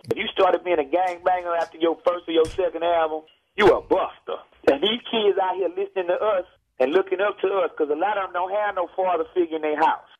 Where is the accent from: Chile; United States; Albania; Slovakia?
United States; Texas; I'm from Texas